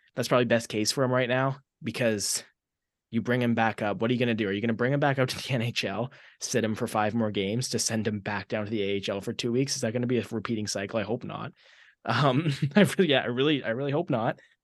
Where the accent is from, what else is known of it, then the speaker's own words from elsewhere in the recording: Maple Ridge, British Columbia, Canada; moved away as an adult; now in Red Deer, Canada; the same smallish city that I was born and raised in in in British Columbia, Maple Ridge.